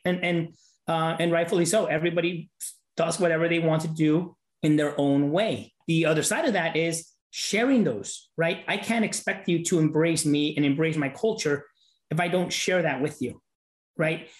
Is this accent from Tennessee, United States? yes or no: no; Los Angeles, California, United States; moved away as an adult; I grew up in South Central LA. I was there till I was about 18